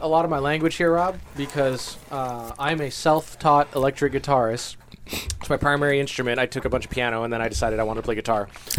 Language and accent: English; Jamaica; I am Jamaican. I'm Chinese Jamaican